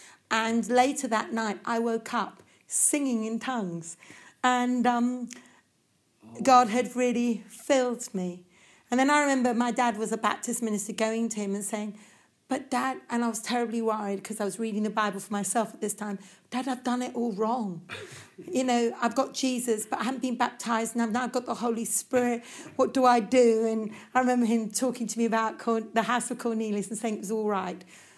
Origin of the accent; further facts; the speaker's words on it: India; Well, I grew up in India, quite a spiritual sort of atmosphere.